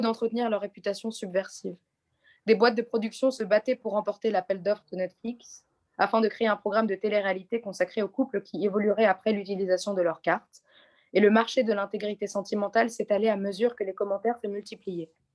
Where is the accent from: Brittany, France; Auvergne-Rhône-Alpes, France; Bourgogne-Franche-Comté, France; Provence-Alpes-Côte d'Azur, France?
Provence-Alpes-Côte d'Azur, France; Nice; je suis née à Nice et que je trouve que c'est une, c'est une très très jolie ville